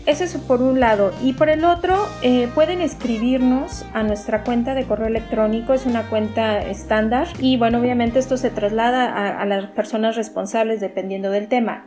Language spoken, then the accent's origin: Spanish; Mexico; now in France; nuestras mujeres mexicanas